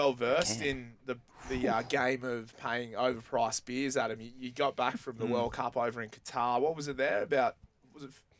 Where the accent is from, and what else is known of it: Australia